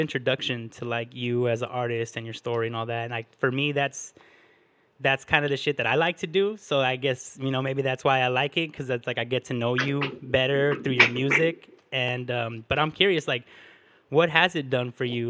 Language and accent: English; Huntington Park, California, United States; we're both from Huntington Park